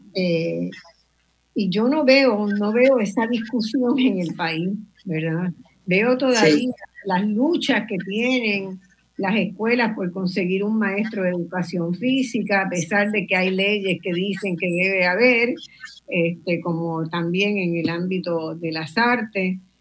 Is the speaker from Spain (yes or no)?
no; Caguas, Puerto Rico; Yo soy de Caguas